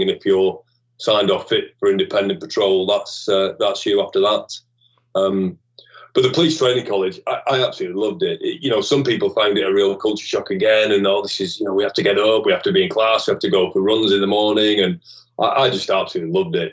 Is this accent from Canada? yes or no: no; Bolton, North West England, United Kingdom; also born or lived in Liverpool; I was brought up in Bolton.